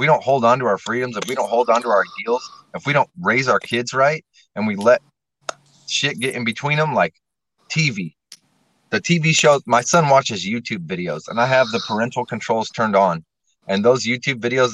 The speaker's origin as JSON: {"language": "English", "region": "Nebraska", "country": "United States", "tie": "born or raised there", "said": "the Carpenters Union in my hometown in Nebraska"}